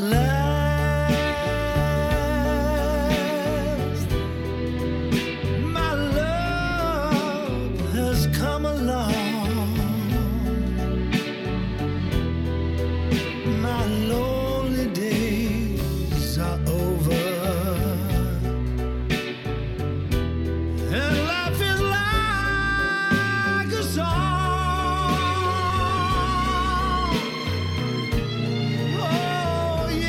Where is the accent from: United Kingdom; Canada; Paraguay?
United Kingdom; Wales; I think we all love being Welsh. And I'm a Welsh speaker and I absolutely love speaking the language.